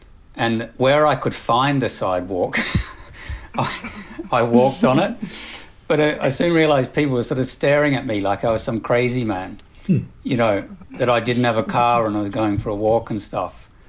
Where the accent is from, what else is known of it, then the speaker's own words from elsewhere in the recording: Australia; now in United Kingdom; Yeah, I mean, my background, I came from Australia and then now living in the UK.